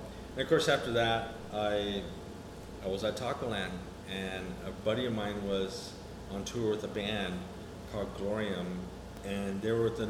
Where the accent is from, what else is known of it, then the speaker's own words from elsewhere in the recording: Houston, Texas, United States; born there; also born or lived in El Paso / New Mexico; I was born in Houston, Texas, and my parents were missionary workers, so they were always moving around in the state of Texas. And we lived in El Paso for a little bit.